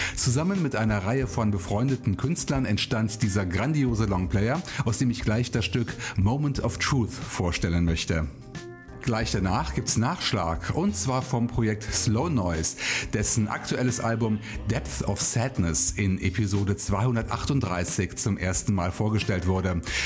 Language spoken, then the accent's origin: German; Rhineland, Germany; born or raised there